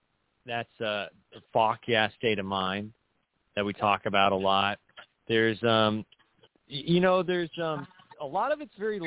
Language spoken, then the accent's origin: English; Huntington Beach, California, United States; accent: Huntington Beach; my first language isn't actually English. It's actually what linguists refer to as Huntington Beach Creole. It's like it's a dialect.